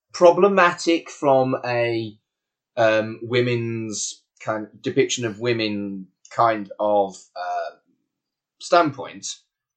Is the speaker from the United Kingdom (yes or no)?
yes; United Kingdom